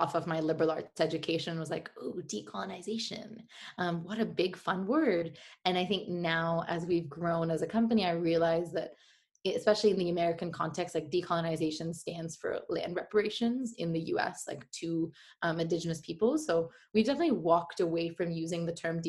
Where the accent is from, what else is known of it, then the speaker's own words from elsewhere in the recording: India; moved away as an adult; also born or lived in Gujarat / San Francisco; I have so much pride for being Indian and for sourcing from India